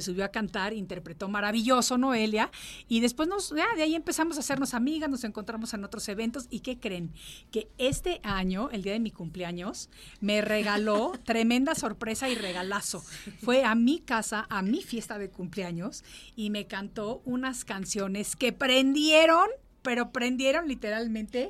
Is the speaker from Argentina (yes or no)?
no; Mexico; moved away; Yo también estoy recientemente reubicada a mi México, porque yo estuve viviendo fuera de México 36 años